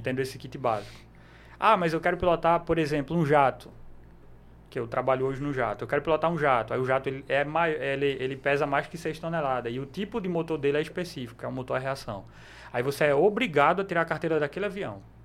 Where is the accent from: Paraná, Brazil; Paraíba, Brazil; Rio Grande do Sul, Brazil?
Paraíba, Brazil; Cabedelo; Nasci lá, e moro lá até hoje.